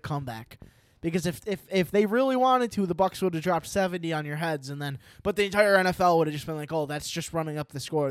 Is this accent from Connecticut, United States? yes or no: no; New York, United States; I'm from New York